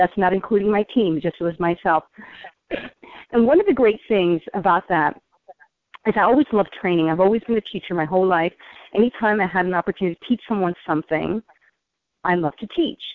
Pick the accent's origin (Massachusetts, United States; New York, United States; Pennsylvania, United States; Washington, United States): New York, United States; I'm a New Yorker, so New Yorkers speak fast